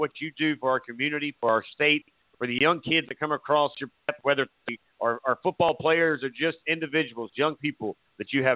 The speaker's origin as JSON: {"language": "English", "town": "Myrtle Beach", "region": "South Carolina", "country": "United States", "said": "I'm originally from Myrtle Beach, that area."}